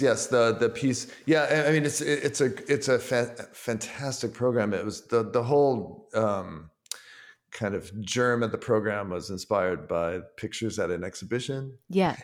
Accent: Ann Arbor, Michigan, United States; moved away as an adult; now in New York, United States; I grew up in Ann Arbor, Michigan.

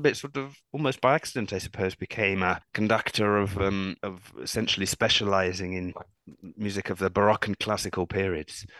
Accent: United Kingdom; also born or lived in London / Cambridge; I was a professional cellist in my home country of um, United Kingdom, where I live mm. in London

